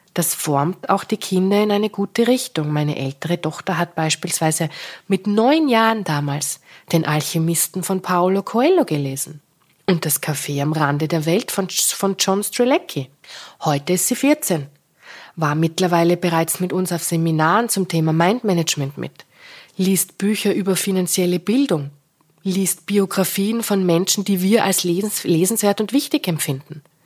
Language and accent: German; Styria, Austria; moved away; Im Krankenhaus, in meiner Geburtsstadt in der Steiermark